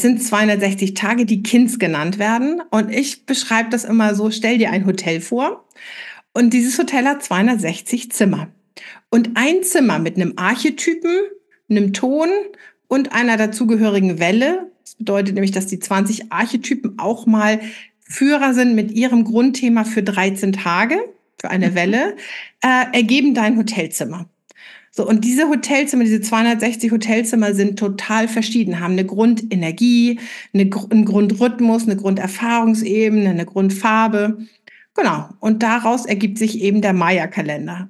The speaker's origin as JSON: {"language": "German", "town": "Flensburg", "region": "Schleswig-Holstein", "country": "Germany", "said": "in Flensburg, wo ich herkomme"}